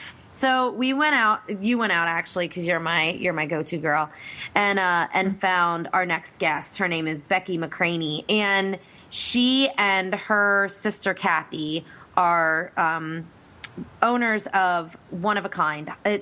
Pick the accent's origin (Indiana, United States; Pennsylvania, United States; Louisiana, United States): Pennsylvania, United States; Reading; In Reading, Pennsylvania. That's my hometown.